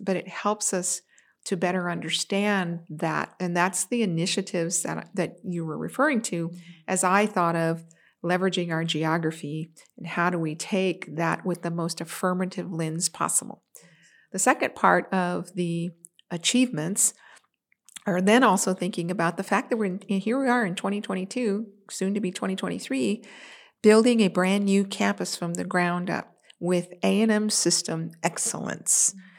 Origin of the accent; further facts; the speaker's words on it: San Antonio, Texas, United States; also born or lived in California; now in Texas, United States; I am a Texas native